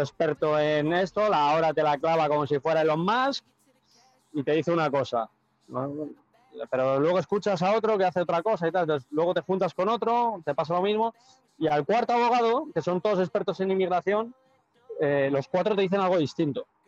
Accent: Spain; moved away as an adult; now in United States; yo soy muy español, tío. Yo soy más español que la tortilla de patata

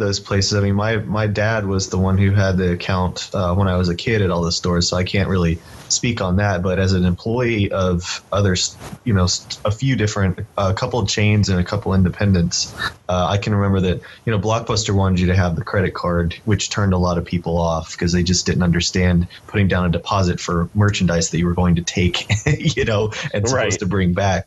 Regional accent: Atlanta, Georgia, United States; I grew up in Atlanta

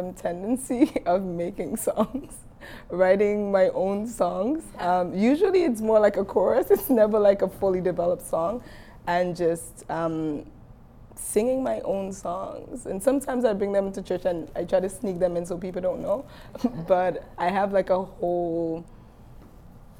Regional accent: Dominica; I'm from Dominica

